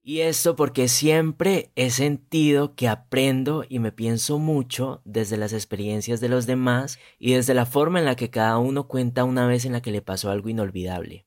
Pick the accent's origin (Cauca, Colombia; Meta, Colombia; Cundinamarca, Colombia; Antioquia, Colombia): Cauca, Colombia; Silvia; moved away; nací en Silvia, la Suiza de América como la llaman, es un pueblito pluricultural a una hora más o menos de Popayán, esto queda para quienes no conocen al suroccidente de Colombia.